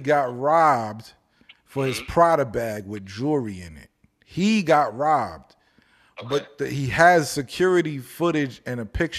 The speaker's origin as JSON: {"language": "English", "town": "Fort Lauderdale", "region": "Florida", "country": "United States", "tie": "born or raised there", "said": "I was born in Fort Lauderdale, so I've been to Miami."}